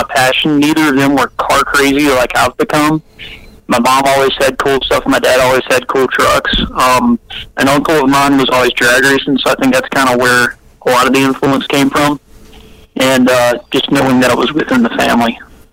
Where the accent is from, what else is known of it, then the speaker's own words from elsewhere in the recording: Rockingham, North Carolina, United States; I grew up near Rockingham, North Carolina, in that general area.